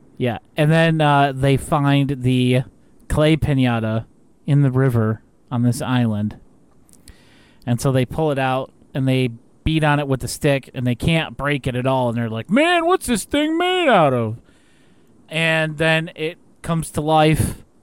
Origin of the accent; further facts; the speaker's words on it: United States; as an American